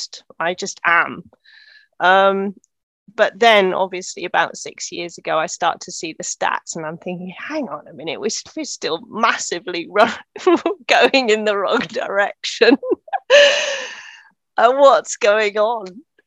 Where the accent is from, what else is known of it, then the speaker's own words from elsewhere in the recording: Netherlands; So I grew up in Holland, so my dad was working for the European Space Agency. And so I grew up in the 70s and 80s in Holland